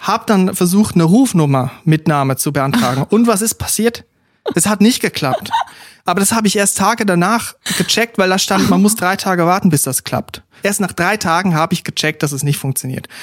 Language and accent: German; Switzerland; now in Germany; als Schweizer, als Ausländer in diesem deutschen Lande hier